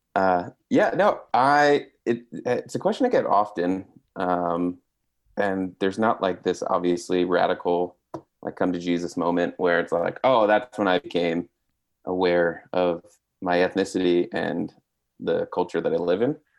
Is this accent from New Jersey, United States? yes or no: yes; New Jersey, United States; growing up in Jersey for all of its knocks and disrespect people show to it is pretty diverse place